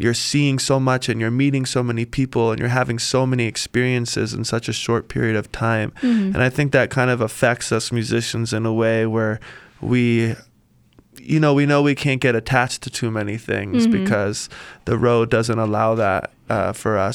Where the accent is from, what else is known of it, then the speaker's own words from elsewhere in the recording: South Carolina, United States; the place I grew up in South Carolina is an island